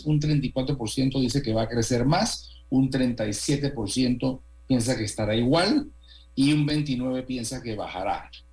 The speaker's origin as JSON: {"language": "Spanish", "country": "Panama", "said": "toda la vida como panameños hemos disfrutado y hemos tenido"}